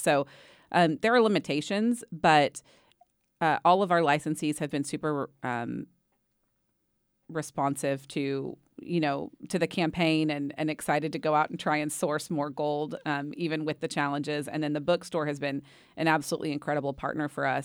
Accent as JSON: {"language": "English", "town": "Waco", "region": "Texas", "country": "United States", "tie": "born or raised there", "said": "I grew up in Waco"}